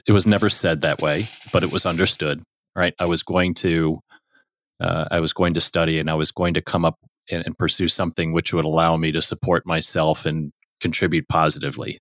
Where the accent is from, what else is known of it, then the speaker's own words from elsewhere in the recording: United States; also born or lived in Chicago / Houston / Saint Louis; I was born in Chicago, but I grew up mostly in Houston and Saint Louis